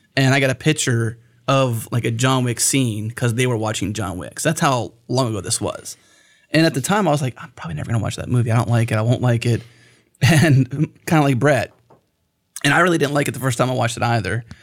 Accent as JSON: {"language": "English", "region": "Pennsylvania", "country": "United States", "moved": "yes", "lives_now": "Texas, United States", "said": "I'm not from here. I'm from Pennsylvania"}